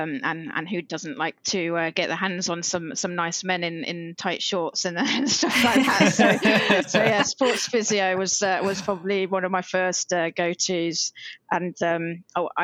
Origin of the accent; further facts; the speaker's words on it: Norwich, East of England, United Kingdom; I grew up in a city called Norwich. It's in the east of England.